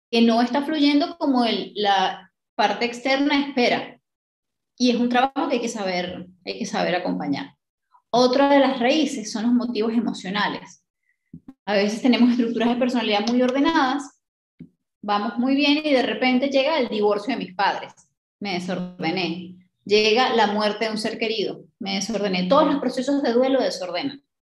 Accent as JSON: {"language": "Spanish", "country": "Colombia", "lives_now": "New Zealand", "said": "yo me fui de Colombia para Nueva Zelanda. En Nueva Zelanda tengo cero ayuda y no tengo ni idea de cómo hacer nada."}